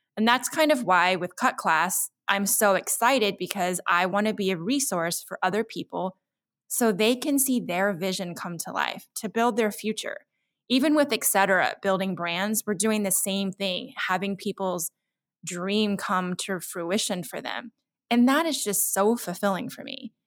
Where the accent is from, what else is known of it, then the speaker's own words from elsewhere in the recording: Central Texas, United States; I had a hard time as a minority growing up in Central Texas in the 70s